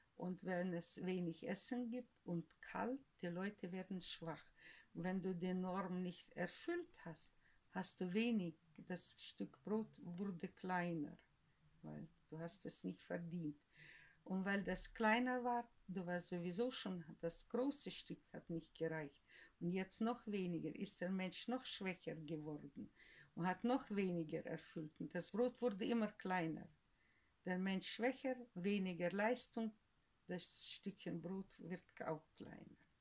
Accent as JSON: {"language": "German", "region": "Western Siberia", "country": "Russia", "tie": "born or raised there", "first_language": "German", "moved": "as an adult", "lives_now": "Germany", "said": "geboren bin ich äh, im tiefen Sibirien, in Westsibirien wo es kalt ist bis 40"}